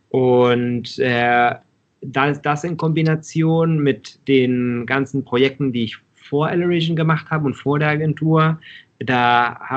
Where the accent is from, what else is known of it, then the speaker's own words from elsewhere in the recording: Mexico; Und ich bin aber auch in Mexiko aufgewachsen und habe die, da, da werden die Produkte ja auf der Straße verkauft